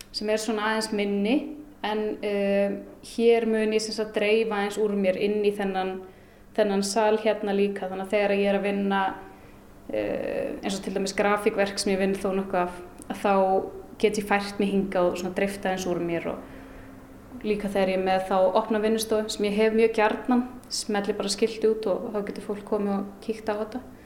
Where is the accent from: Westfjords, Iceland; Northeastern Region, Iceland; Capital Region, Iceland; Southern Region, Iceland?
Northeastern Region, Iceland; Akureyri; also born or lived in Reykjavík / Hvolsvöllur / Denmark; Ég er hérdan frá Akureyri og uh, eh, ólst aðeins upp sem sagt fætt í Reykjavík og ólst aðeins upp á Kvólsvöldi en öll mín fjölskylda híðan